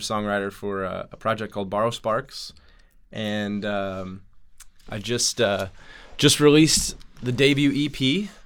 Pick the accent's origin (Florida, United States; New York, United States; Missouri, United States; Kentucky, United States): Missouri, United States; St. Louis; I grew up in St. Louis, Missouri